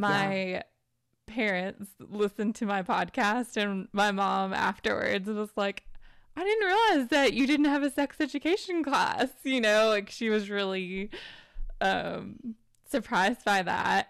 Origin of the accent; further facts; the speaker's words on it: Tennessee, United States; I grew up in Tennessee in the South in the United States